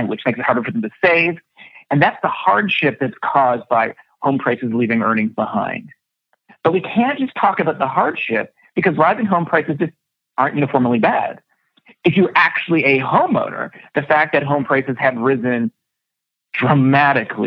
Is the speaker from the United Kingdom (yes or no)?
no; Canada; I was born in Canada